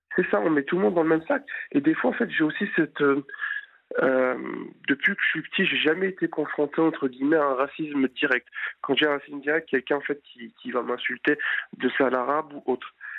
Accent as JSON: {"language": "French", "country": "France", "said": "Je suis français, mais d'origine étrangère, donc ici du Maghreb"}